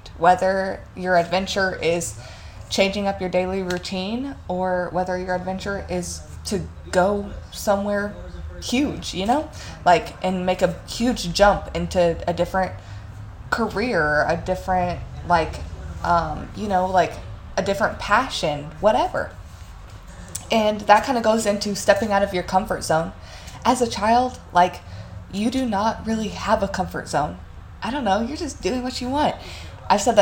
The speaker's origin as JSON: {"language": "English", "town": "Evansville", "region": "Indiana", "country": "United States", "tie": "born or raised there", "moved": "as an adult", "said": "Evansville is nice, and, you know, like, I'm not gonna, like, super hate on my hometown"}